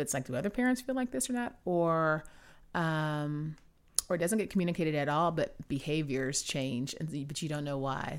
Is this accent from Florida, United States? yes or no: no; Houston, Texas, United States; moved away; I'm from Houston originally